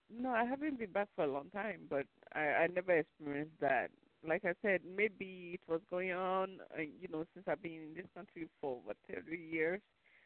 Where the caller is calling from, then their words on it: New York, United States; I'm calling from New York.